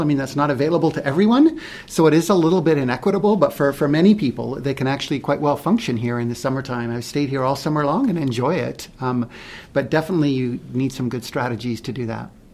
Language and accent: English; Vancouver, British Columbia, Canada; moved away as an adult; now in Phoenix, United States; I was originally from Vancouver, Canada, born and raised